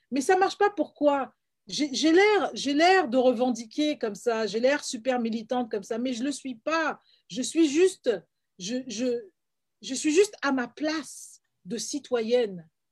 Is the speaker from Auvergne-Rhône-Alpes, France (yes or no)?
no; Paris, Île-de-France, France; moved away as an adult; also born or lived in Florida, United States / England / Canada; now in Toronto, Canada; moi qui suis guadeloupéenne, je suis née à Paris, j'ai grandi à Paris et j'ai vécu aux États-Unis